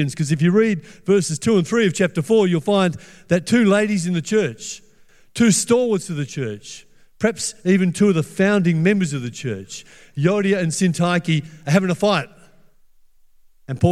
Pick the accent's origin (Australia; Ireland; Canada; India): Australia; Perth, Western Australia; I grew up in Perth in the 1960s and the 1970s